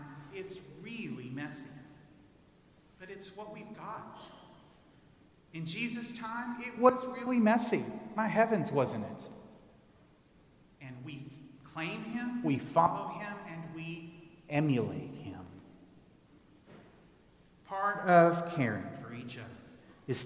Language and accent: English; Texas, United States; moved away; I grew up in Texas